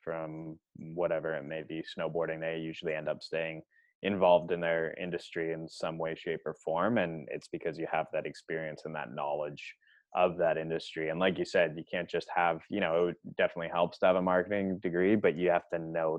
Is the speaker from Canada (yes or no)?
yes; Canada; I love being Canadian.